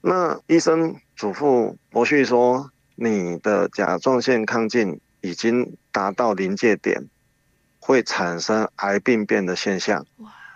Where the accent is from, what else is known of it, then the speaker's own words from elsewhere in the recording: Fengyuan, Taichung, Taiwan; 我是来自丰原的